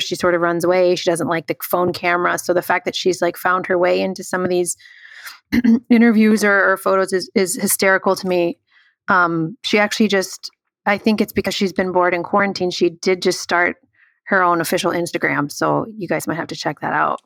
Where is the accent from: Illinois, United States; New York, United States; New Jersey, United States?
Illinois, United States; Chicago; we grew up in Chicago